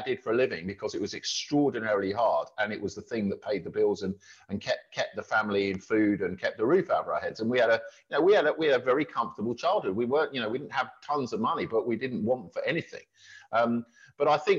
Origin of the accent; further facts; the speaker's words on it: Milton Keynes, South East England, United Kingdom; when I was growing up in Milton Keynes